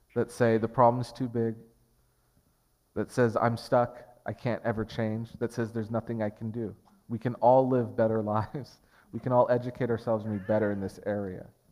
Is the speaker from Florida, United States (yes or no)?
no; Portland, Oregon, United States; I grew up in North Portland. I was raised in North Portland